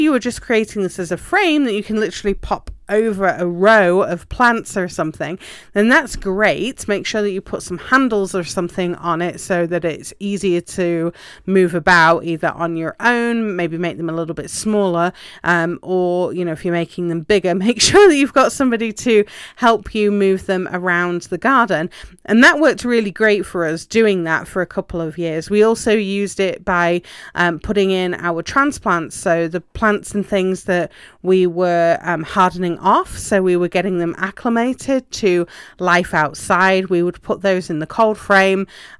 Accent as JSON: {"language": "English", "region": "England", "country": "United Kingdom", "said": "Obviously, you know, I'm from England originally, and cold frames are a normal part and parcel of a garden there."}